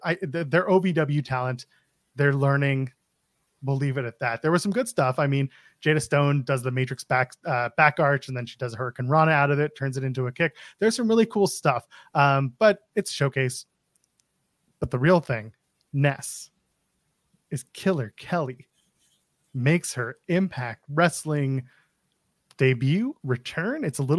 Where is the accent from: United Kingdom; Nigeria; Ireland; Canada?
Canada; As a Canadian